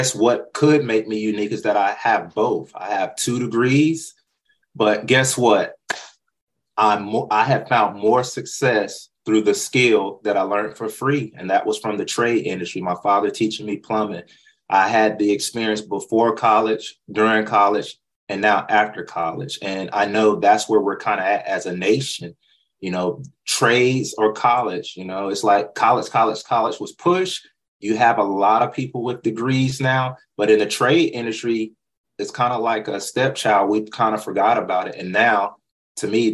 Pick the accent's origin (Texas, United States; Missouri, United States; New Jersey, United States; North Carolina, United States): North Carolina, United States; moved away; That's where I was born and raised